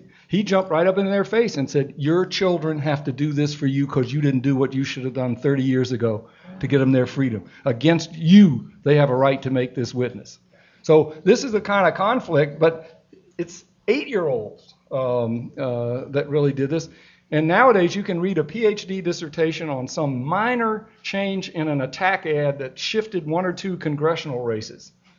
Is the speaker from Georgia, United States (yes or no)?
yes; Atlanta, Georgia, United States; I grew up fearfully oblivious to race in Atlanta. I was born in Atlanta, and I was fearfully oblivious because I was in a non-political family.